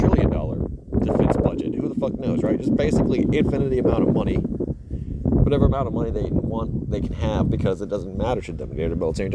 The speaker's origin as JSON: {"language": "English", "country": "United States", "tie": "born or raised there", "said": "being an American, you know, man in the 90s"}